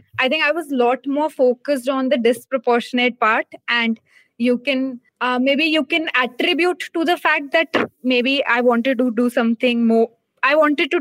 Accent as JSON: {"language": "English", "town": "Hisar", "region": "Haryana", "country": "India", "tie": "born or raised there", "also_born_or_lived": "Delhi", "moved": "as an adult", "said": "I come from Hisar, Haryana. That's where I was born and then brought up. That's where I did my schooling."}